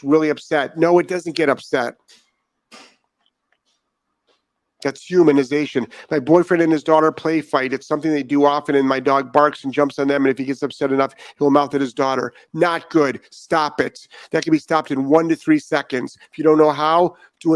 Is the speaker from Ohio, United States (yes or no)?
yes; Ohio, United States; moved away as an adult; now in Florida, United States; I'm from Ohio